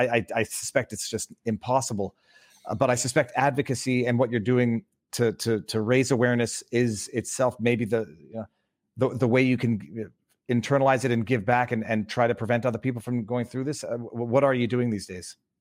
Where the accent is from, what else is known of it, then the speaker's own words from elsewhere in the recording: Canada; I'm, I'm Canadian